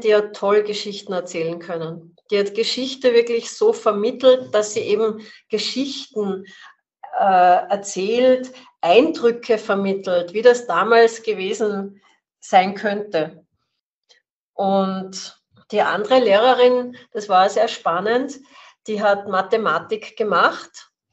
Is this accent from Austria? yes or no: yes; Salzburg, Austria; ich bin in Salzburg aufgewachsen